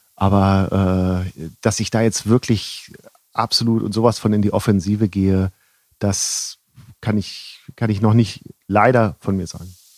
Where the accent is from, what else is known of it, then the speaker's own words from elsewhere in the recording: Northern Germany, Germany; now in Rosenheim, Germany; ich bin ja aus Norddeutschland